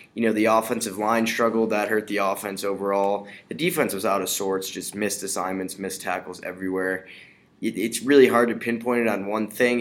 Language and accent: English; Chicago, Illinois, United States; I'm from the Chicago area